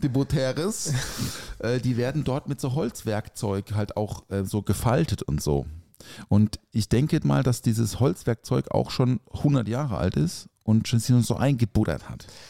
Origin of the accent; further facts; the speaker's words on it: Black Forest, Baden-Württemberg, Germany; ich komme ja aus dem Schwarzwald